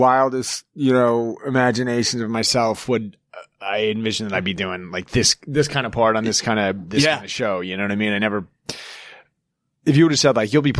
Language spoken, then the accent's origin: English; Evergreen, Colorado, United States; I grew up in Evergreen.